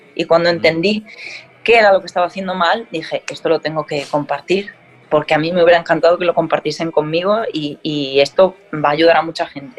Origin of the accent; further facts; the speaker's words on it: Galicia, Spain; como buena gallega que soy